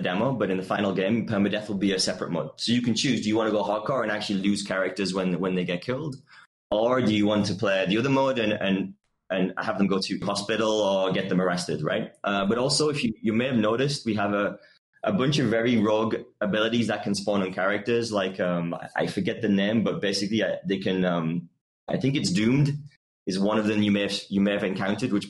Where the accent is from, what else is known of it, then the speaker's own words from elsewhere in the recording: United Kingdom; I'm British